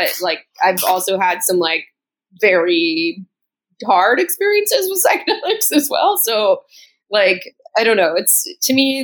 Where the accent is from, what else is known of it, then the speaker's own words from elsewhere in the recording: Southern California, United States; moved away as an adult; now in New York, United States; I am originally from Southern California, and then I lived in Northern California for a long time as well, and then I moved to New York like 5 years ago